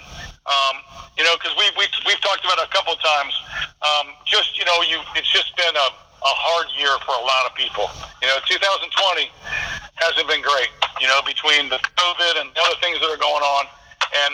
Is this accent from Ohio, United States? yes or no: yes; Ohio, United States; we're from Ohio